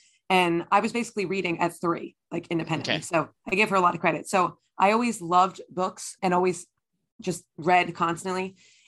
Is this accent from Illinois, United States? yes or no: no; New Jersey, United States; So I grew up in New Jersey, in North Jersey, in Essex County, and I still live there with my family now.